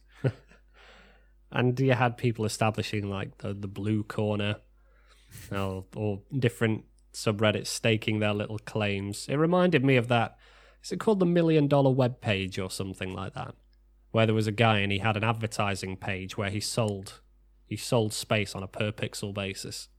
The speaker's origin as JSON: {"language": "English", "country": "United Kingdom", "said": "We are British"}